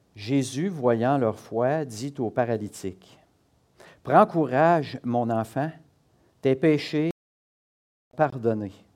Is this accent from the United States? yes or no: no; Quebec, Canada; on est du Québec